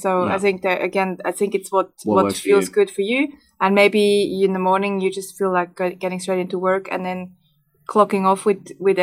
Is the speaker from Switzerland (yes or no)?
yes; Switzerland; moved away; I grew up in Switzerland